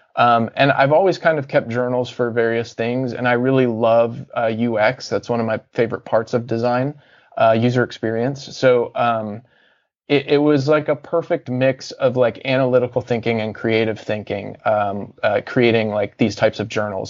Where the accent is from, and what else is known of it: Cincinnati, Ohio, United States; born or raised there; also born or lived in Atlanta, Georgia / Deep South